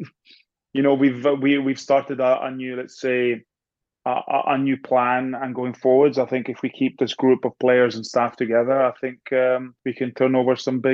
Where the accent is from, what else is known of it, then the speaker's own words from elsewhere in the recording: Scotland, United Kingdom; born there; I was born in Scotland, but I don't think people should be placed in boxes.